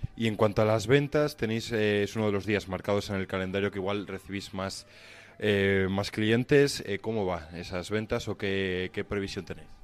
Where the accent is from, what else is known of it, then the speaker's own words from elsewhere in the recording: Spain; los españoles no somos